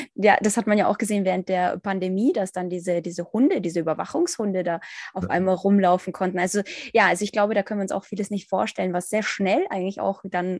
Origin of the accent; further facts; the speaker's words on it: Ukraine; ich zum Beispiel als Ukrainerin